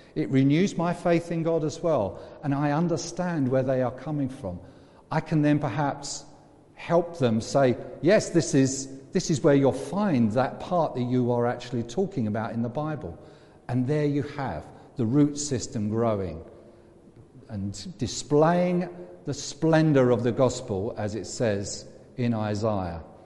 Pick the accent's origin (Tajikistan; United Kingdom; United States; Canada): United Kingdom; England; I'm English as well, I'm British too, I'm European.